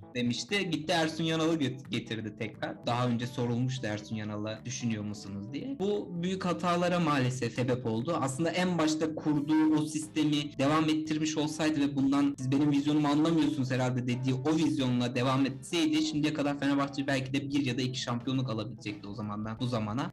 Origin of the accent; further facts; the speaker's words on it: Sinop, Turkey; bir Sinoplu olarak